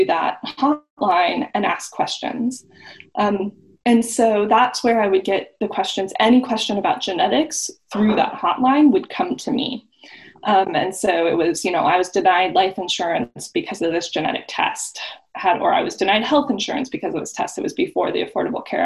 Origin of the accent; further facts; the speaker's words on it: Los Angeles, California, United States; moved away as an adult; now in Iowa, United States; I grew up in Los Angeles